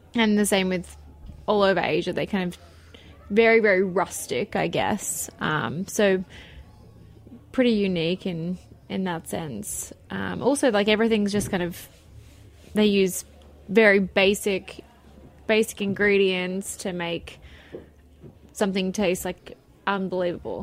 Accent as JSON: {"language": "English", "country": "Australia", "also_born_or_lived": "Miami", "moved": "as an adult", "lives_now": "New York, United States", "said": "I'm Australian"}